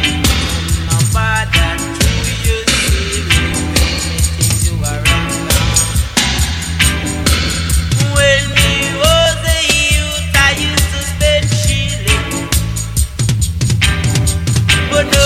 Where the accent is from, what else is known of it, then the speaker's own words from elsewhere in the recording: Melton Mowbray, East Midlands, United Kingdom; also born or lived in Leicester; The White Hart in Melton Mowbray, aka Cat's Bar. Finally a pub in my hometown that plays ska reggae